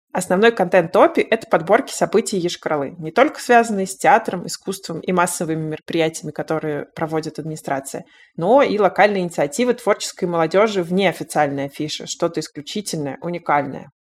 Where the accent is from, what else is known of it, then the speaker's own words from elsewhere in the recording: Yoshkar-Ola, Mari El, Russia; moved away as an adult; now in Moscow, Russia; Я тоже родилась и выросла в Вишкороле, но уехала оттуда в Москву почти 15 лет назад